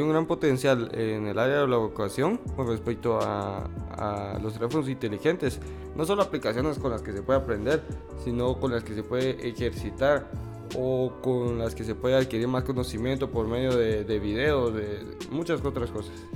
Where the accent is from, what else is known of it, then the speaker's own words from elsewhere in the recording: Guatemala; que es nuestro país, para los que no lo saben, somos de Guatemala.